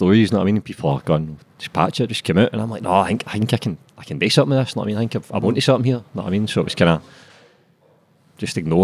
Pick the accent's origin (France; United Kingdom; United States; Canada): United Kingdom; Glasgow, Scotland; also born or lived in Springboig, Glasgow; grew up in Garthamlock, stayed there, I was about 10